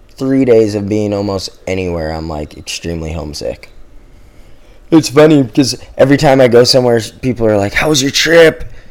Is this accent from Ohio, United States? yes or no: no; Hawaii, United States; Growing up in Hawaii, like all the guys before us, that was the formula, you know.